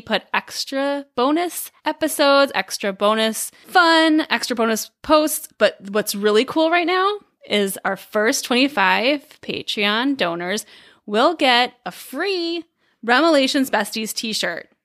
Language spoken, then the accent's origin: English; Dubuque, Iowa, United States; also born or lived in Chicago, Illinois; now in Illinois, United States; our hometown, so we we grew up in Dubuque, Iowa